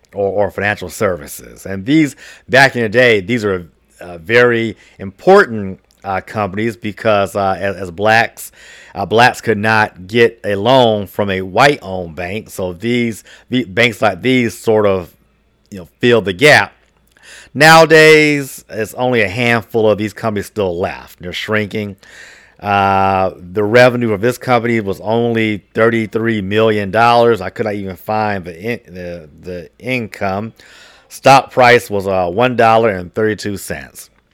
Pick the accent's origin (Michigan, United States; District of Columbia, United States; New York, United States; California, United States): District of Columbia, United States; Washington; my hometown of, of, uh, D C